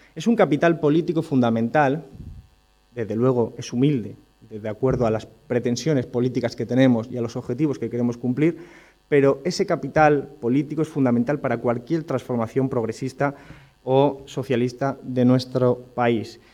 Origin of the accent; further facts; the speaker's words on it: Rincón de la Victoria, Andalusia, Spain; en mi pueblo, en Rincón de la Victoria, en Málaga